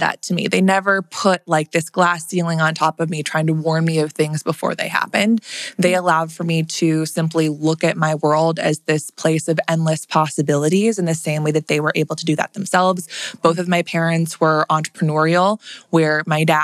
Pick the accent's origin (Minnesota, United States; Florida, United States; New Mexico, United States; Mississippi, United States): Minnesota, United States; Wayzata; I grew up in Minnesota. I grew up in a suburb outside of Minneapolis called Wayzata